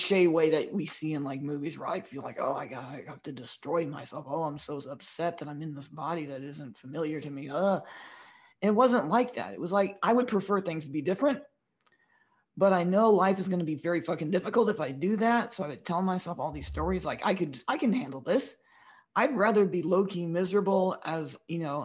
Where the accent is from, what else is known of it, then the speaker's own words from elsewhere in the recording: the South, United States; being half Filipino and growing up, especially in the South where I grew up